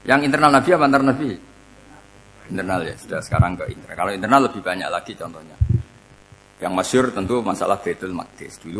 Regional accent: Rembang, Central Java, Indonesia; Kayak saya kan orang Rembang. Rembang itu apanya Jogja?

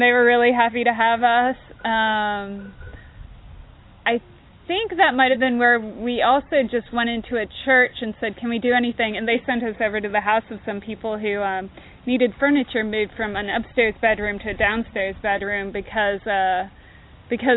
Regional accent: Austin, Texas, United States; I'm from Austin, Texas, and there's still a boom down there.

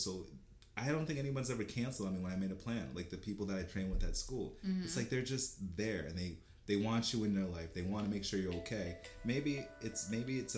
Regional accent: Jamaica; I'm Jamaican

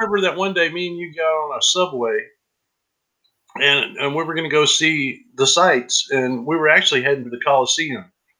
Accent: Tennessee, United States; where are you from? And I'm like, Tennessee.

